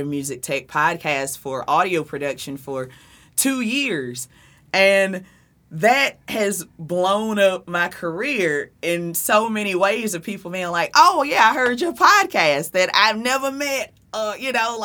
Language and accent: English; South Carolina, United States; accent: Southern; moved away as an adult; also born or lived in Jersey City, New Jersey; now in Fort Lee, United States; I have a Southern accent, so I'm definitely not from Jersey. I'm from South Carolina, but I've been in Jersey for 10 years.